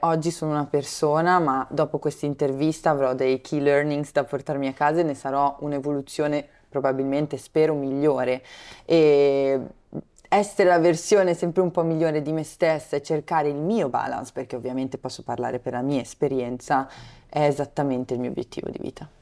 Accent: Brianza, Lombardy, Italy; io sono originaria della Brianza, ho studiato a Milano, ho fatto quindi negli anni dell'università avanti e indietro

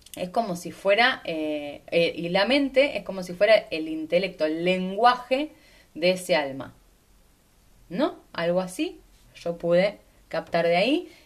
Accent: Argentina; soy de Argentina, entonces obviamente que tengo un montón de cosas de ahí porque en mi mente capturó un montón de creencias de ese lugar.

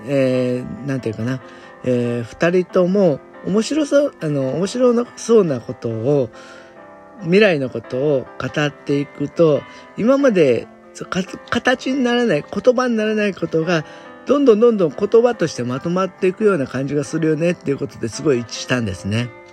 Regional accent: Japan; 私みたいな純粋な日本人

